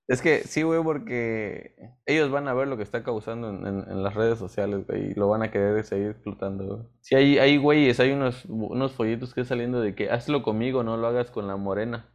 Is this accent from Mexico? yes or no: yes; Mexico; como mexicanos